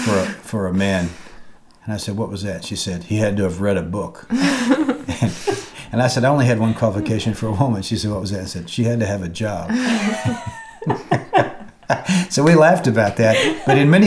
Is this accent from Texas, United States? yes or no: yes; Dallas, Texas, United States; now in Charleston, United States; I was raised in Dallas